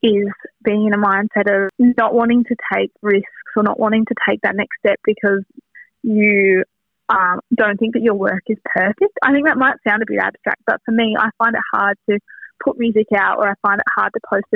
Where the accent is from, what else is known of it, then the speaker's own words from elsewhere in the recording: Wynyard, Tasmania, Australia; growing up in Wynyard